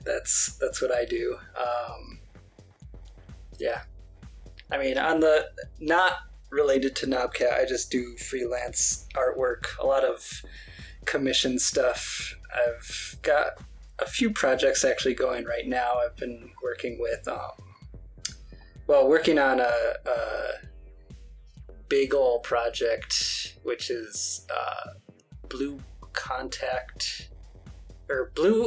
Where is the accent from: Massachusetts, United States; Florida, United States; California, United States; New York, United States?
New York, United States; also born or lived in Portland; now in Las Vegas, United States; I'm initially from New York, but I've moved all around and now I'm in Las Vegas.